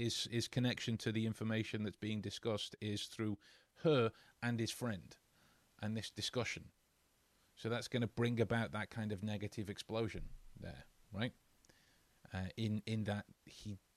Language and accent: English; England, United Kingdom; as we English folks would say